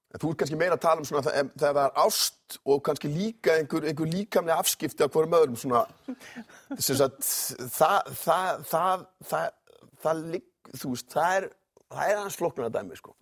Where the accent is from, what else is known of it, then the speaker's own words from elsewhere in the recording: the West, Westfjords, Iceland; ég er svo mikið að vestan